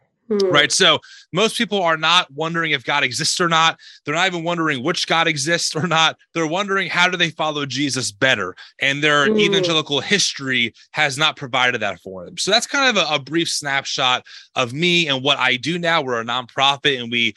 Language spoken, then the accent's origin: English; New Jersey, United States; I'm from America, not Australia. I was born and raised in New Jersey